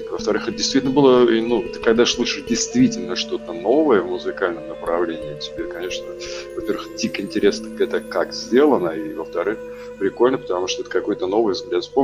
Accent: Saint Petersburg, Russia; also born or lived in Kostroma / Germany / Moscow; Ну, смотри, я родился в Питере на Петра Лаврова напротив американского посольства. Потом, да, какое-то время родители военные. Я первые несколько классов был в Костроме, потом Питер, потом Германия, потом опять Питер, потом Москва.

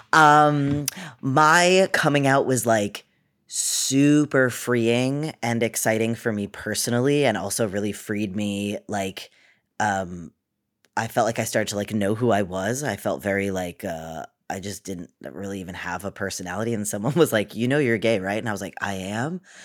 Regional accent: Cape Cod, Massachusetts, United States; also born or lived in Boston; I'm from Boston. I grew up on the Cape, though, on Cape Cod

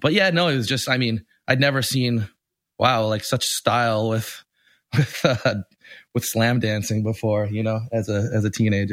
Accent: Winnipeg, Manitoba, Canada; I grew up in Winnipeg, which is a small city in the middle of Canada. The closest big city would have been like Minneapolis.

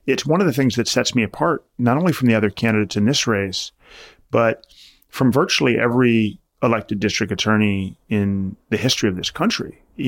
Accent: New York City, New York, United States; born there; And so for me, it really began when I was born in 1980 in New York City.

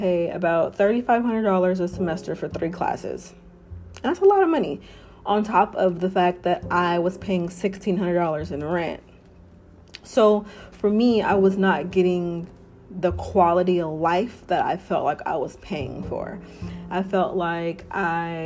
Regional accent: Oakland, California, United States; moved away as an adult; now in Los Angeles, United States; being born and raised in Oakland, California

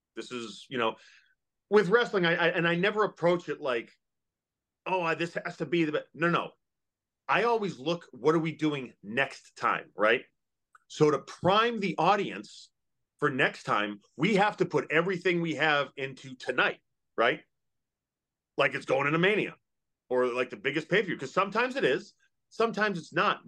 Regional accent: Massachusetts, United States; now in Kentucky, United States; I grew up in Massachusetts. Yeah, I live in Kentucky

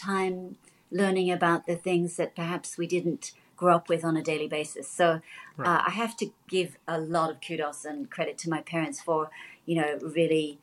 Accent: Australia; I was born here

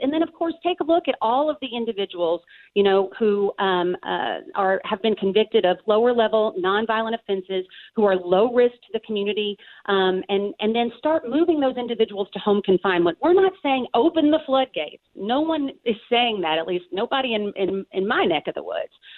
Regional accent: Kentucky, United States; my home state of the Commonwealth of Kentucky

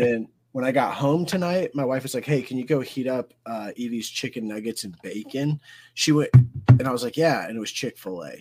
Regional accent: Georgia, United States; I'm from Georgia

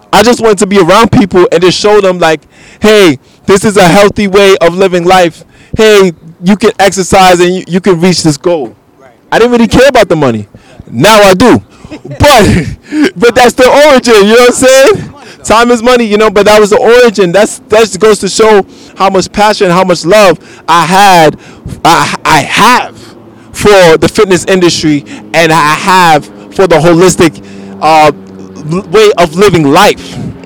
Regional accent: Bronx, New York, United States; because, you know, I'm from the Bronx, one of the most unhealthiest counties in the world.

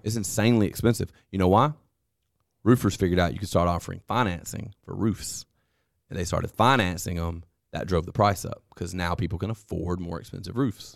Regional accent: United States; as an American

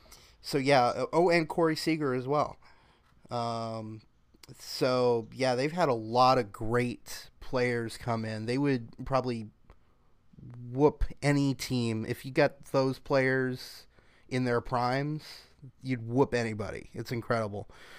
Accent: Tulsa, Oklahoma, United States; moved away; I was discussing my hometown Tulsa Drillers, double A minor league baseball team out in Tulsa, Oklahoma.

